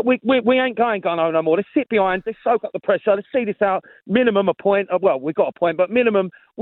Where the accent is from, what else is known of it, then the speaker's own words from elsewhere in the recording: Croydon, London, United Kingdom; I'm from Croydon, mate